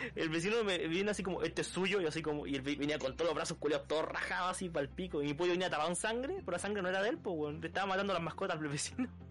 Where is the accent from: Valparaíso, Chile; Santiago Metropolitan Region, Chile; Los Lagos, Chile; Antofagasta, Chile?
Santiago Metropolitan Region, Chile; Puente Alto; moved away; yo que crecí en Puente Alto